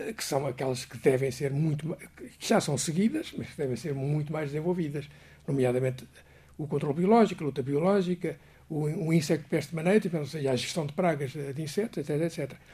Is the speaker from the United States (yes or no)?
no; Portugal; eu como português